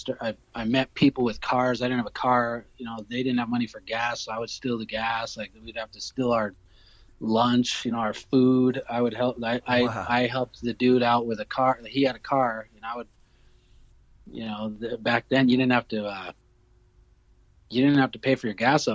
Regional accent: Denver, Colorado, United States; I'm from Denver.

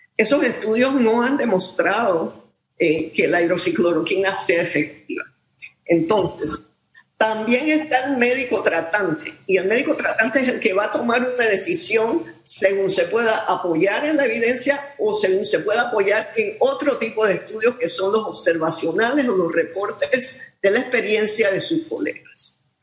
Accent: Panama

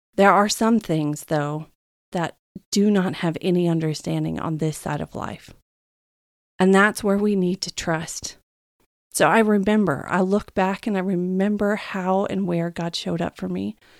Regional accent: the Bible Belt, United States; moved away as an adult; now in California, United States; I was raised in the Bible Belt of America, and I never really understood what that meant until I actually left it and moved to California a few years ago

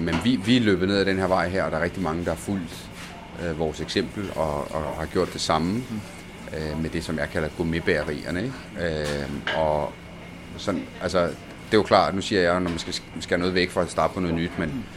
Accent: Denmark; also born or lived in Roccalumera, Sicily, Italy; kom til Danmark i en alder 8 i 1990

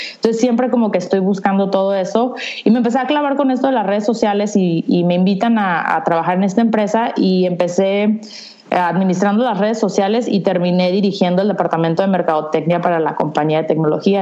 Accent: San Diego, California, United States; now in Tijuana, Mexico; vivo en Tijuana, aunque nací en San Diego, entonces estoy ubicada en la frontera de San Diego-Tijuana

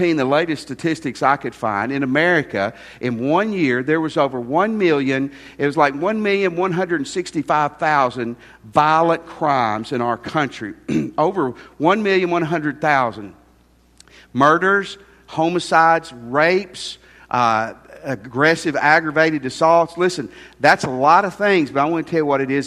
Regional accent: near Shiloh National Park, Tennessee, United States; I grew up near Shiloh National Park.

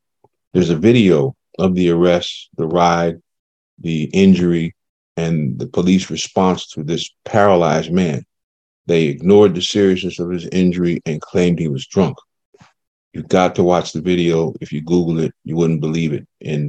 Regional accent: New Haven, Connecticut, United States; I'm from New Haven, Connecticut

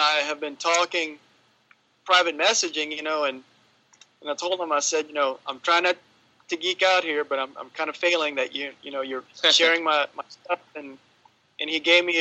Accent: Louisiana, United States; I'm from Louisiana

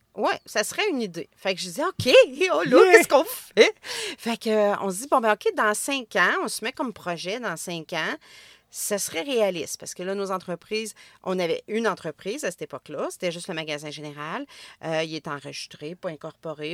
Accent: Trois-Rivières, Quebec, Canada; Je viens de Trois-Rivières

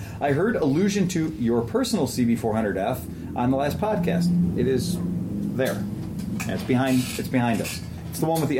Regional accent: Cincinnati, Ohio, United States; I'm from Cincinnati.

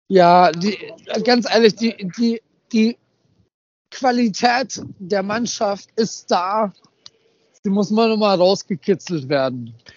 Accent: Upper Palatinate, Bavaria, Germany; ich komme aus der Oberpfalz

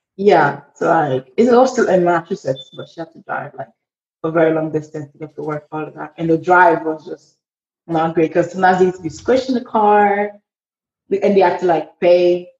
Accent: Port-au-Prince, Ouest, Haiti; moved away; I am 20 years old and I am from Port au Prince, Haiti

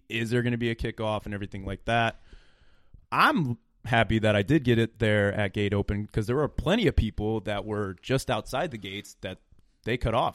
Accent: Illinois, United States; we're from Illinois

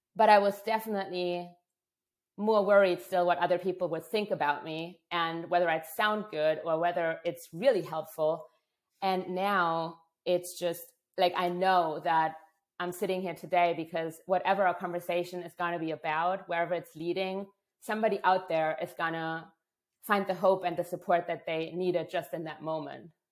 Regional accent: Germany; moved away; I'm from Germany originally, a culture that's very right, wrong, black, white, good, bad thinking oriented

